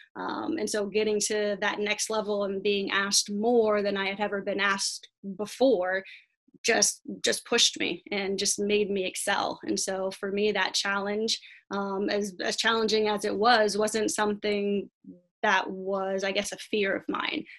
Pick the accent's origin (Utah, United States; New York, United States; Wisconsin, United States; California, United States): California, United States; La Mirada; now in La Habra, United States; I grew up in La Mirada and then moved about two miles down the street as an adult to La Habra